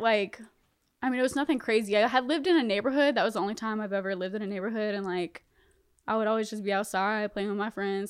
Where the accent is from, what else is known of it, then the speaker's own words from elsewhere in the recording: Bunnlevel, North Carolina, United States; also born or lived in Connecticut / Fayetteville, North Carolina / Spring Lake, North Carolina; they moved to North Carolina, and I grew up in Bun Level